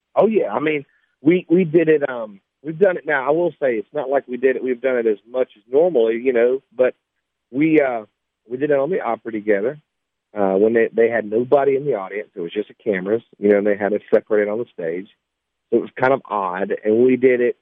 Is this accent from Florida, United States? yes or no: no; Sumter, South Carolina, United States; I grew up in Sumter, South Carolina